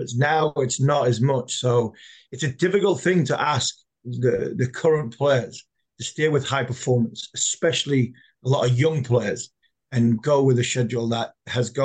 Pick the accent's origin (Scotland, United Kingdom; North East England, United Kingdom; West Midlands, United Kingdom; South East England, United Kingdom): North East England, United Kingdom; Durham; I'm from Durham